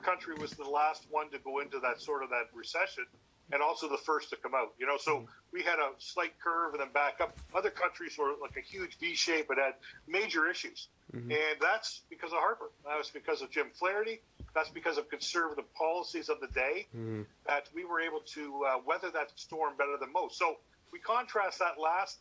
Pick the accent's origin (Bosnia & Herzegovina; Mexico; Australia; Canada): Canada; London, Ontario; moved away as an adult; also born or lived in Niagara area, Ontario; now in Niagara, Canada; I was originally from London, Ontario